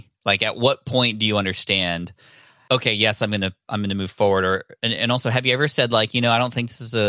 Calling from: San Diego, California, United States; I'm in San Diego in my home office.

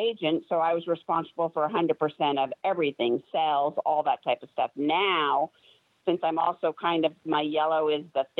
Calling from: California, United States; Orange County, California.

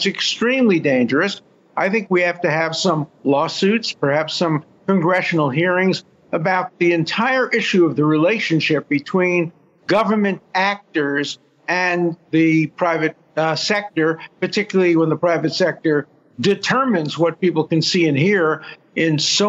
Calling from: Israel; I'm calling from Israel, where the same and similar debates are going on about the Supreme Court

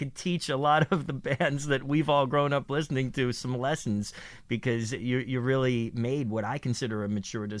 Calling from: New York, United States; I'm calling from Midtown Manhattan.

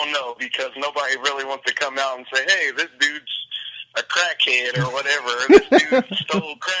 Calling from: Columbia, Missouri, United States

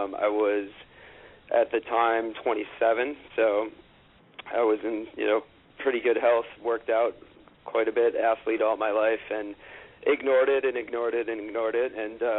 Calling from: Manhattan, New York, United States; Right in Manhattan, in the heart of good old Midtown East.

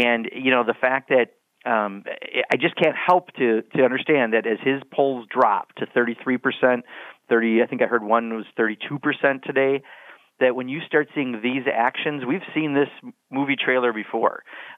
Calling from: Beloit, Wisconsin, United States; I'm calling you from Beloit, Wisconsin, at the southern tip of my district in Rock County

